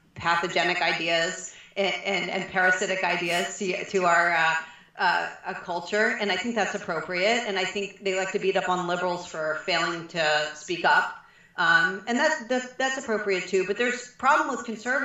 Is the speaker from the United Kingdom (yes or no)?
no; Prince George's County, Maryland, United States; I grew up in Prince George's County, Maryland